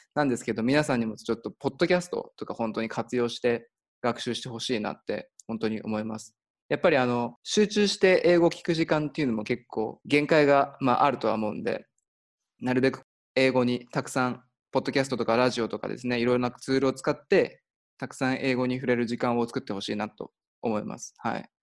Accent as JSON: {"language": "Japanese", "region": "Nagano", "country": "Japan", "tie": "born or raised there", "said": "出身が長野県で、まあ、長野オリンピックあのやった近くで、まあ、育ったんで"}